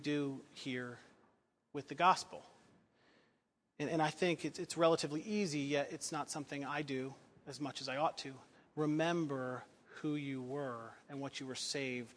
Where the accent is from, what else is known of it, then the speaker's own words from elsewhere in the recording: United States; I love being an American